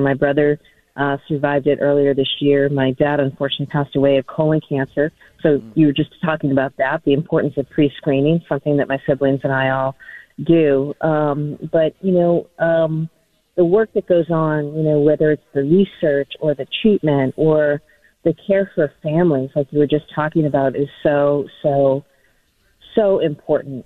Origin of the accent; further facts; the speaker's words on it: New Hampshire, United States; now in Massachusetts, United States; I grew up in New Hampshire